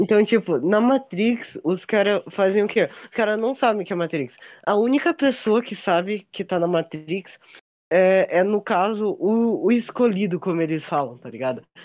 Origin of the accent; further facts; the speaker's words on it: South Region, Brazil; Eu e a Ayan somos sulistas